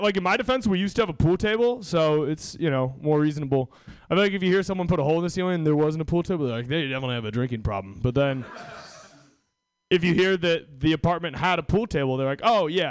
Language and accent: English; Washington, United States; I'm from Washington State